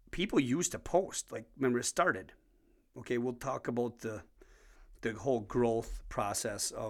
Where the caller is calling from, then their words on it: Wisconsin, United States; I'm speaking from Wisconsin.